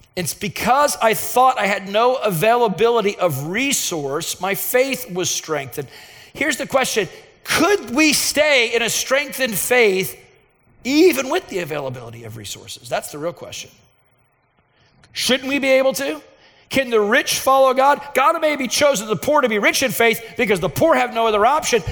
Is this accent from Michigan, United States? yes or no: no; Dallas, Texas, United States; i was from Dallas, where uh, you drive every 10 feet, there would be another medical facility